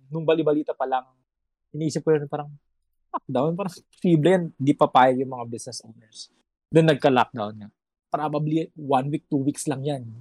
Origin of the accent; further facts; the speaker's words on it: Ilocos Region, Philippines; also born or lived in Manila; taga Ilocos talaga ako. Pero siyempre, I was in Manila nung nag-start yung lahat ng kaguluhang ito.